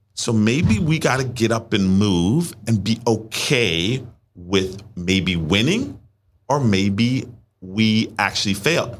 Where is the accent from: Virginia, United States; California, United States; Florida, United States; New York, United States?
Virginia, United States; Richmond; moved away as an adult; also born or lived in Washington, D.C.; I'm from Richmond. I'm now living in Washington, D C.